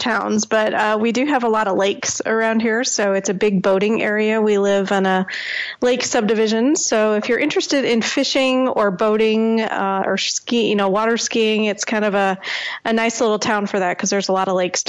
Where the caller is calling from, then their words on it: Lake Villa, Illinois, United States; I'm calling from outside of Chicago. Between Chicago and Milwaukee is where I live.